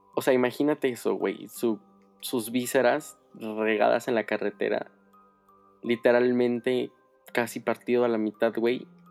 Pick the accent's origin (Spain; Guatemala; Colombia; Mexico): Mexico; San Luis Potosí; Yo soy de San Luis Potosí